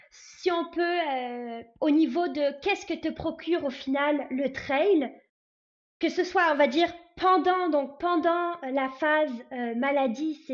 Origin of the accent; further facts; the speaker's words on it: France; moved away as an adult; now in Canada; moi je suis française arrivée euh, au Canada il y a 12 ans